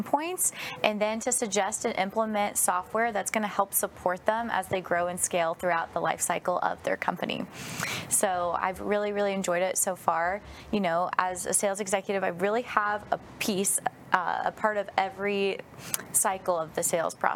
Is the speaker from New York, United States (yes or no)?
no; Northern California, United States; now in Texas, United States; I grew up in Northern California, but I moved to Texas about 10 years ago